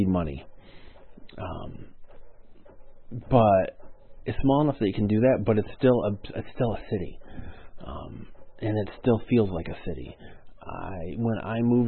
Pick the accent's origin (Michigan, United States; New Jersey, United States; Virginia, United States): Michigan, United States; Fenton; also born or lived in Mount Morris, Michigan; now in Flint, United States; where I grew up in Fenton, Michigan